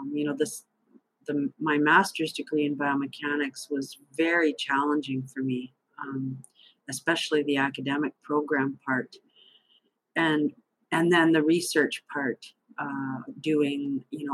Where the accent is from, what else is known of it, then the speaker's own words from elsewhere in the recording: Thunder Bay, Ontario, Canada; moved away as an adult; also born or lived in Little Grand Rapids, Manitoba / Waterloo, Ontario; I grew up in Thunder Bay, Ontario